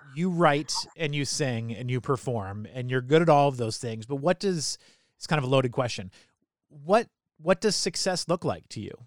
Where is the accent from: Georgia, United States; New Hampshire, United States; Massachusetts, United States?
New Hampshire, United States; Salem; for high school, I, mean, I was uh, Salem High School in New Hampshire